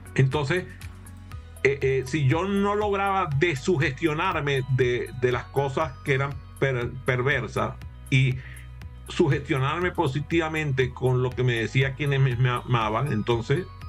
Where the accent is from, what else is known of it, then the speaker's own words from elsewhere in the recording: Maracaibo, Zulia, Venezuela; now in United States; Y yo soy de Maracaibo, así que en Maracaibo las frituras es una forma de vida